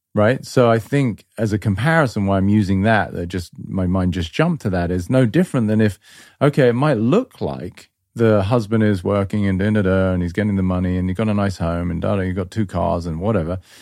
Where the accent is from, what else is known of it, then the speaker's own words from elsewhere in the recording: England, United Kingdom; moved away; I grew up in England